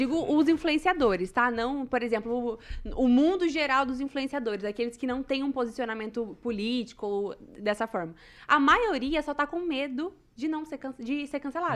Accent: Maringá, Paraná, Brazil; sou eu daqui de Maringá

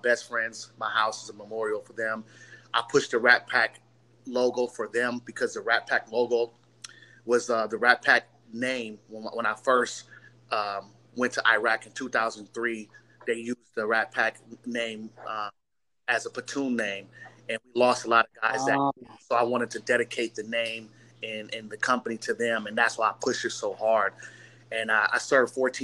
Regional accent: Long Beach, California, United States; I'm from Long Beach, California

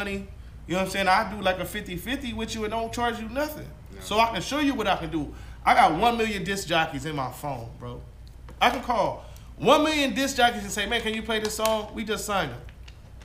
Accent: Compton, California, United States; also born or lived in Watts, Los Angeles; I grew up in Watts and Compton and all that weird shit

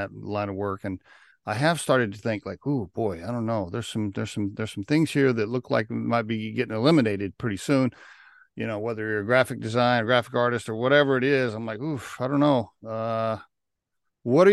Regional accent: Oklahoma, United States; I grew up in Oklahoma

